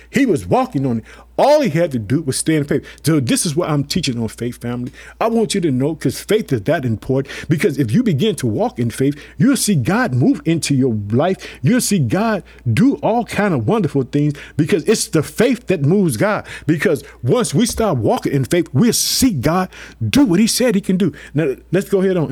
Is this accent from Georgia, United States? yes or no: no; Illinois, United States